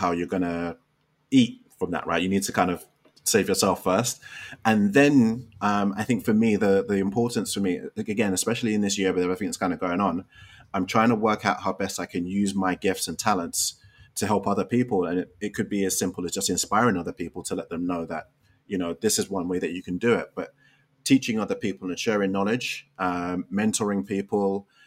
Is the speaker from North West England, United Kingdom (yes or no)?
no; London, United Kingdom; moved away as an adult; now in Chicago, United States; growing up in Western society, initially in in London and now in Chicago.